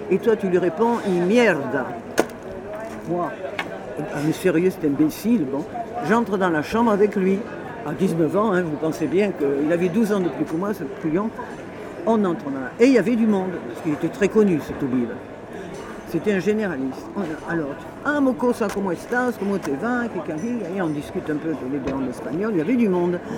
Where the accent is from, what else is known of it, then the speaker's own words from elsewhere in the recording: Paris, Île-de-France, France; also born or lived in Marseille; je suis né à Paris, j'ai vécu à Paris, j'ai vécu à Marseille, puis j'ai vécu ailleurs à l'étranger.